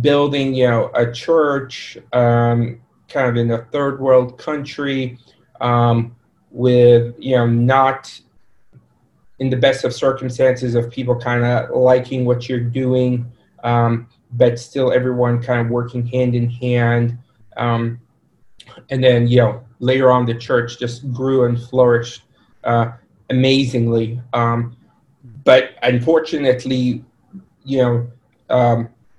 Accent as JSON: {"language": "English", "country": "Sudan", "tie": "born or raised there", "also_born_or_lived": "Egypt", "said": "Initial background is myself and my family were Egyptian, but I was born in Sudan"}